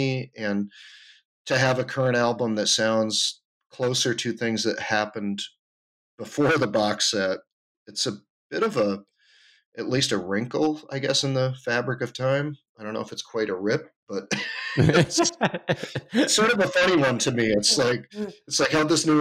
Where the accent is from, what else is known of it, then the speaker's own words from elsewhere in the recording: the Adirondacks, New York, United States; moved away as an adult; also born or lived in Twin Cities, Minnesota / Austin, Texas; now in San Francisco, United States; I grew up in the Adirondacks